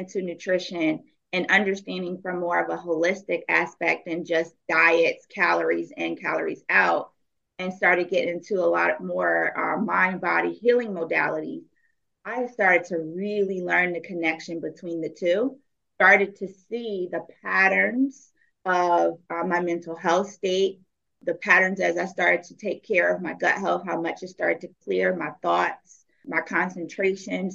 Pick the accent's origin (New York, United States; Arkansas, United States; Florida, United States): New York, United States; I am from New York.